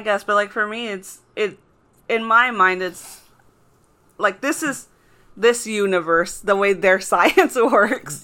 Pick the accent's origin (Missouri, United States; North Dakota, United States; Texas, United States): Texas, United States; I grew up in Texas